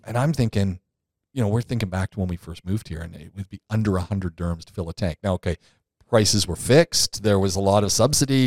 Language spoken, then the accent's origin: English; Canada; I'm not from the U S, I'm from Canada